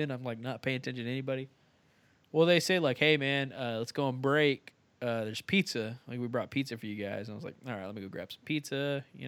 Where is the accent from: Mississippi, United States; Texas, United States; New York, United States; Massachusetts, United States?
Texas, United States; I'm Texan